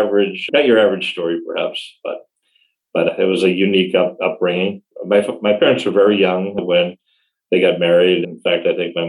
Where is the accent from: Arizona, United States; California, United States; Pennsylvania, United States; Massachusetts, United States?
Massachusetts, United States; Ashburnham; now in Washington, D.C., United States; So I was born and raised in Massachusetts, a New England boy. I went to elementary school and high school in a very small town